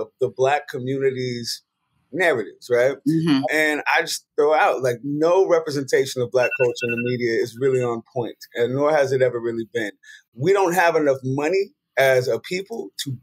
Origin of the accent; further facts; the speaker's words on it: San Francisco, California, United States; I'm from San Francisco, Hunters Point